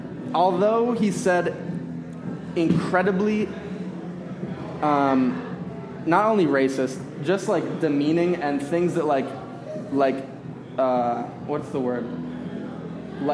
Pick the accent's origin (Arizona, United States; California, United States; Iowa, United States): Arizona, United States; I grew up in Arizona in a Republican household.